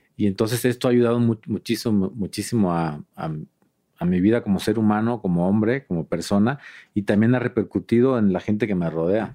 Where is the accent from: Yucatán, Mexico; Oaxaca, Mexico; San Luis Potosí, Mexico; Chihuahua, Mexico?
Oaxaca, Mexico; Juchitán de Zaragoza; moved away; era Juchitán de Zaragoza, que es donde yo nací, que es el istmo de Tehuantepec.